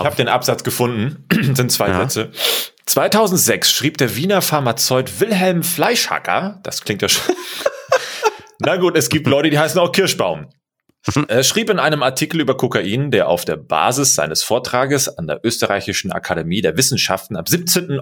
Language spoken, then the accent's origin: German; Germany; bei uns in Deutschland